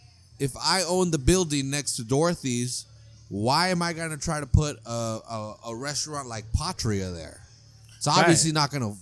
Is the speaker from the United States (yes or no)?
yes; California, United States; I grew up in California.